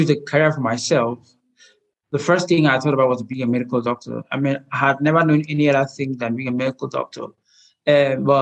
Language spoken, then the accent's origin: English; Nigeria; I'm a Nigerian medical illustrator